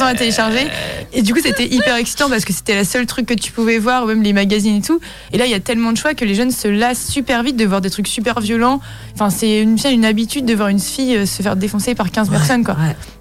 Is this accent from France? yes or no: yes; Brittany, France; on est breton